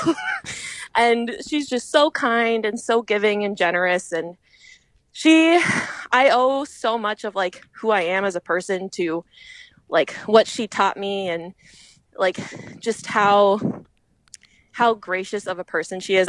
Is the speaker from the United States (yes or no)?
yes; Fresno, California, United States; moved away as an adult; also born or lived in Philadelphia / San Francisco; now in Twin Cities, Minnesota, United States; I'm from Fresno